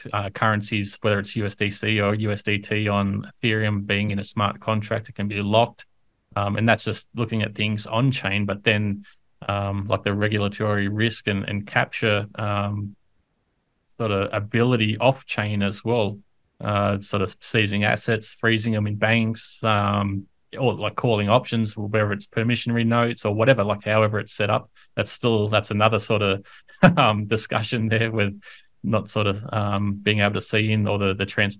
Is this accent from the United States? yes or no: no; Australia; being an Australian